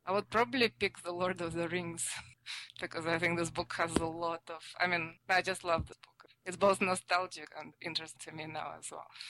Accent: Russia; first language Russian; English is a second language; moved away as an adult; now in United States; I'm uh, a native Russian speaker. I grew up in Russia

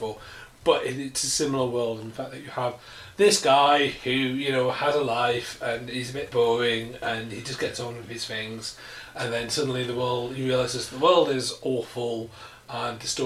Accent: United Kingdom; I'm British

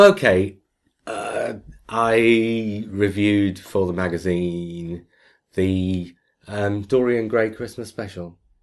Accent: Australia; accent: Australian; my Australian accent

